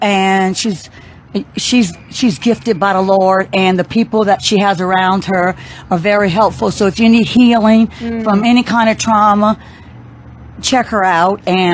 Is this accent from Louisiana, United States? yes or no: yes; New Orleans, Louisiana, United States; I am from Louisiana, New Orleans